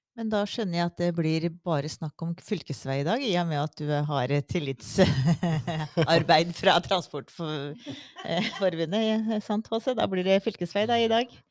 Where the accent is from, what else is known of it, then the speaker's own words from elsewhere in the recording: Innlandet, Norway; moved away; jeg er fra Østerdalen